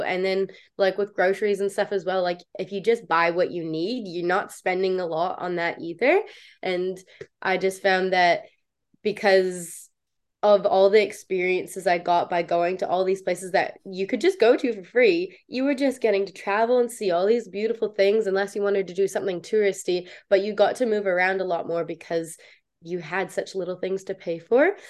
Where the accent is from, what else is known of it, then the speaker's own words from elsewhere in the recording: Canada; moved away as an adult; also born or lived in New Zealand; I played for the under 21 Canadian team